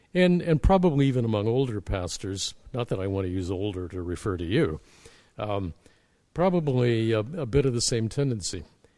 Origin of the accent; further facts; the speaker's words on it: Canada; I'm a Canadian as an ecclesiastical refugee from the evangelical battle of Armageddon.